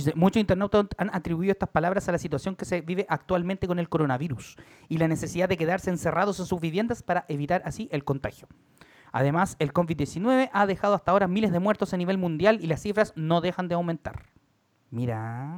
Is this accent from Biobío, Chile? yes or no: no; Valparaíso, Chile; now in Santiago, Chile; soy de Valparaíso